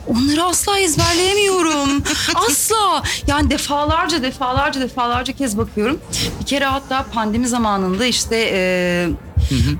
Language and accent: Turkish; Elmalı, Antalya, Turkey; Elmalı'da, e, doğup büyüdüm ve orada okudum